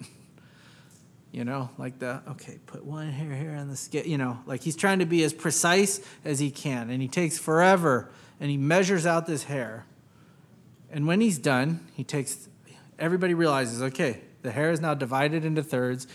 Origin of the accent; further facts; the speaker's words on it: United States; growing up in American public schools